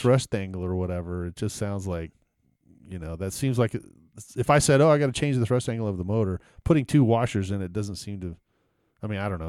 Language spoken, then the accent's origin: English; Houston, Texas, United States; I grew up in Texas and, uh, every, I never had a white Christmas ever because e-, every, you know, every year, I, I grew up in Houston